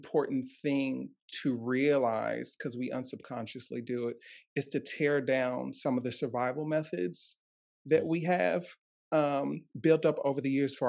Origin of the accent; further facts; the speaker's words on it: Ohio, United States; I'm from Ohio